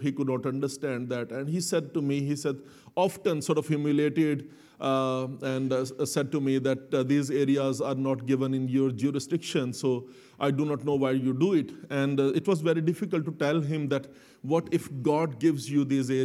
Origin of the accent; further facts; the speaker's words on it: Lahore, Punjab, Pakistan; Both me and Selena, we were born and brought up in Pakistan, in Lahore